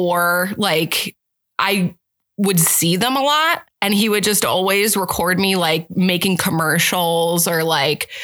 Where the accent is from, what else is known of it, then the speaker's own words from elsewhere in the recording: State College, Pennsylvania, United States; moved away as an adult; also born or lived in Boalsburg, Pennsylvania; now in Omaha, United States; I grew up in Bullsburg, went there until sixth grade. Sixth grade, went to State College, and then my high school was State College Area High School.